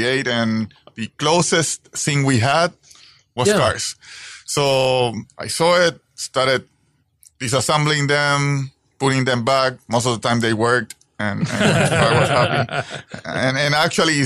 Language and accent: English; Puerto Rico; moved away; I was born in the beautiful Puerto Rico